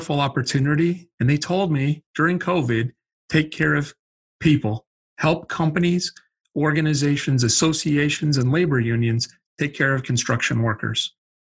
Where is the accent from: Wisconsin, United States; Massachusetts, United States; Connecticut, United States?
Wisconsin, United States; I grew up in Wisconsin, so that's the accent.